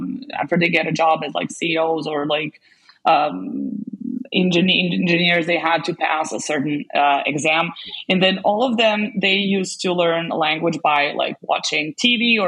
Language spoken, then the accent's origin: English; Serbia; first language Serbian; English is a second language; My native language is Serbian. I'm Serbian.